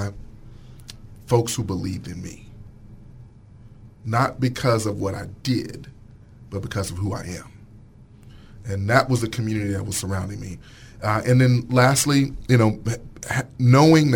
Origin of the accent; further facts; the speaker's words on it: Pine Bluff, Arkansas, United States; moved away as an adult; also born or lived in Boston, Massachusetts; I grew up in Pine Bluff